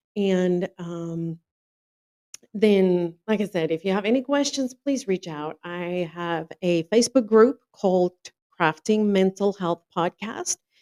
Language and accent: English; South Africa; moved away as an adult; now in North Carolina, United States; I'm originally from South Africa, born and raised first came to the US in 2007, and then I immigrated in 2011